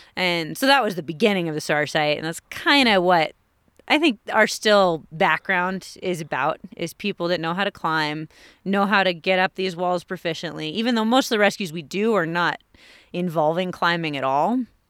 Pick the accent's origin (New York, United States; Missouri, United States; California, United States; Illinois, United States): California, United States; Pescadero; I grew up in Pescadero, a little tiny town on the coast of California